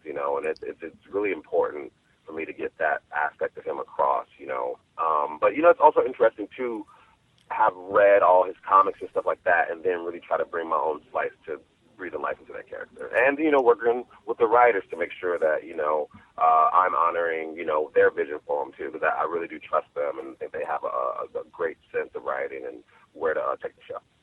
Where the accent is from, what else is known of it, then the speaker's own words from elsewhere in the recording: Chicago, Illinois, United States; my hometown of Chicago